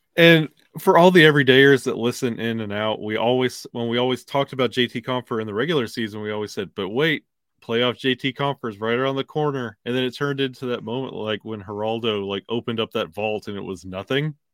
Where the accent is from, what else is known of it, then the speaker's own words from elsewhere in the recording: Alabama, United States; born and raised in Alabama